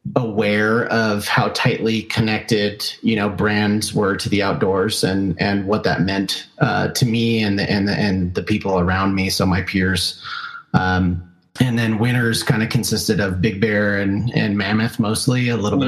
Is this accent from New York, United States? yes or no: no; Southern California, United States; I grew up in Southern California